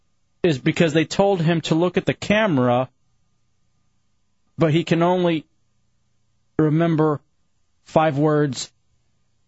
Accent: Texas, United States; now in Orlando, United States; I was in Texas, and I grew up in Texas

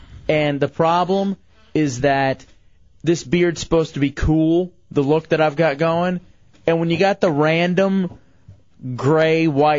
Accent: Grand Prairie, Texas, United States; moved away; also born or lived in East Lansing, Michigan / Washington, D.C.; Grand Prairie, my hometown in Dallas.

